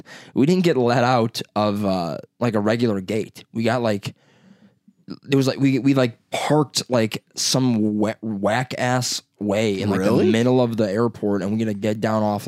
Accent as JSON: {"language": "English", "town": "Chicago", "region": "Illinois", "country": "United States", "said": "I'm from Chicago"}